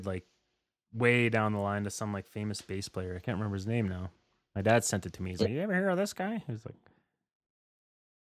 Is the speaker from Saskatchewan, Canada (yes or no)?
yes; Saskatchewan, Canada; now in Alberta, Canada; I'm from Saskatchewan